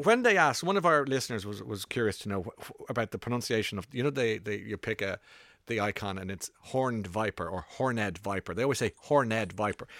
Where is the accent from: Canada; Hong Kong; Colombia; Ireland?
Ireland; now in London, United Kingdom; I'm from Ireland